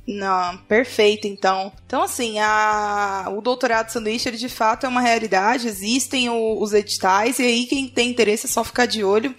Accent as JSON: {"language": "Portuguese", "region": "Pará", "country": "Brazil", "also_born_or_lived": "United States", "said": "Do Pará"}